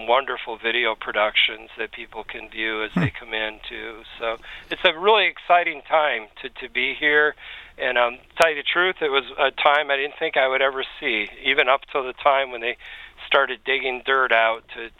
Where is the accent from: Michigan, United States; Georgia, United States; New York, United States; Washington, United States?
Michigan, United States; Lansing; even as a youngster growing up in Lansing